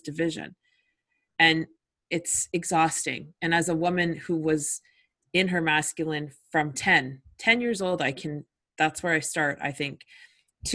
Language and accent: English; Winnipeg, Manitoba, Canada; I grew up in Winnipeg